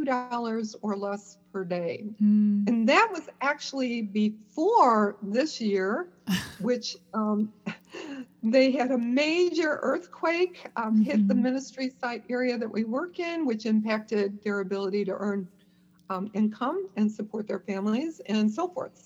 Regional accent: Chicago, Illinois, United States; moved away as an adult; now in Columbia, South Carolina, United States; I'm originally from the Chicago area and moved to Columbia, South Carolina in 1997 with my husband, John

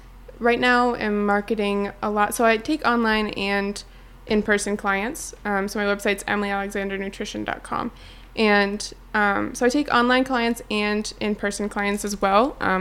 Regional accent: New Hampshire, United States; And I'm from New Hampshire.

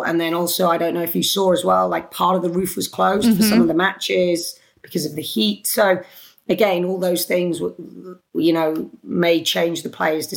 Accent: United Kingdom; accent: British; it's my British accent.

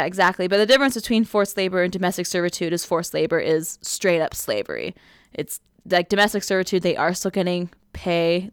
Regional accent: Southern California, United States; growing up in Southern California

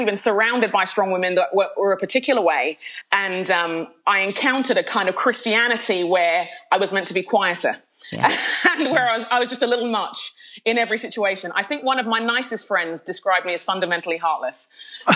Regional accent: London, United Kingdom; accent: Londoner; moved away as an adult; now in United States; Being a Londoner, I think I'll always be a Londoner at heart. It was where I was born and raised for the most part.

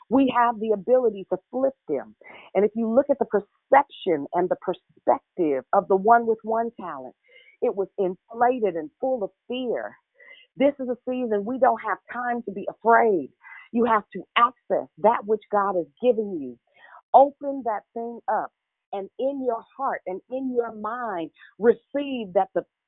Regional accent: Richmond, Virginia, United States; I'm from Richmond, Southside

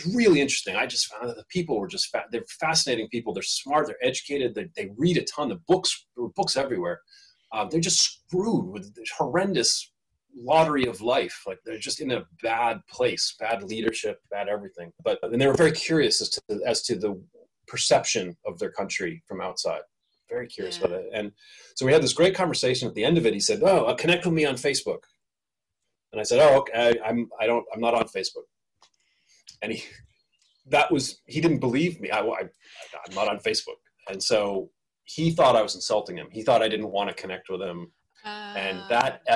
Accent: United States; now in Singapore; as an American

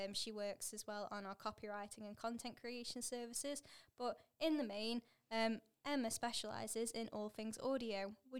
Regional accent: Leek, West Midlands, United Kingdom; accent: northern twang; I'm from Leek as well. You can probably hear like a northern twang in my accent, but it doesn't necessarily, I don't sound Stokey like traditionally

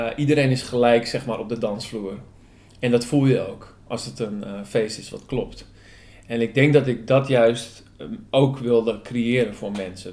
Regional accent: Hoorn, North Holland, Netherlands; moved away as an adult; also born or lived in Utrecht; hier in Horen, waar ik ben opgegroeid en tegenwoordig weer woon.

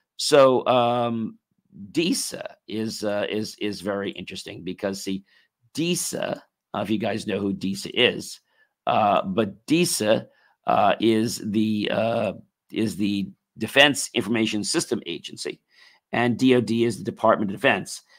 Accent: United States; we as American people

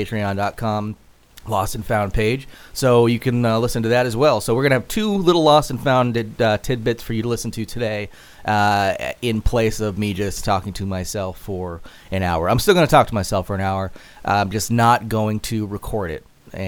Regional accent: Atlanta, Georgia, United States; As you can tell by my accent, I started as a little kid from Atlanta, Georgia.

